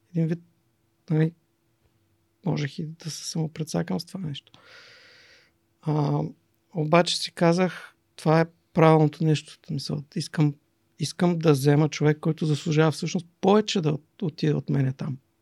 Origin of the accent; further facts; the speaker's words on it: Silistra, Silistra Province, Bulgaria; also born or lived in Germany; Силистра, родния ми град